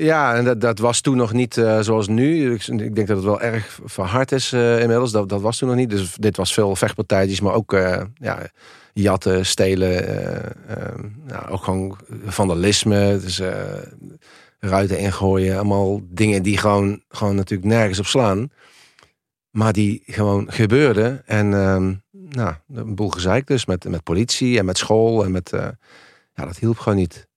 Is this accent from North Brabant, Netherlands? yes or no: yes; Helmond, North Brabant, Netherlands; ik kom uit een, eh, nou, uit een eenvoudig arbeidersgezin uit Helmond, uit de Volkswijk. Eh, ik ben eh, met, met mijn zusje opgegroeid.